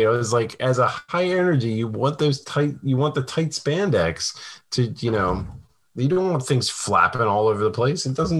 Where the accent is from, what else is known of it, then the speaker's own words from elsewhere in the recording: Kentucky, United States; Yes, I'm from Kentucky and I still don't believe in voodoo.